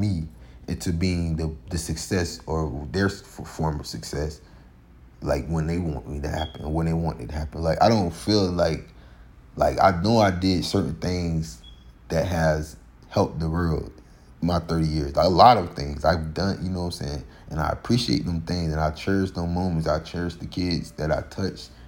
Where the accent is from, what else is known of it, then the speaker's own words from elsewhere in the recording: Florida, United States; we're from Florida